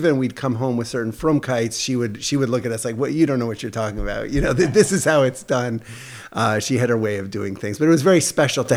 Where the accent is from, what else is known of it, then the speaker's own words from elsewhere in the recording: Toronto, Ontario, Canada; also born or lived in Montreal; I was born in Montreal, grew up in Toronto. My family moved. I was 5 years old, and we moved to Toronto. So I really grew up in Toronto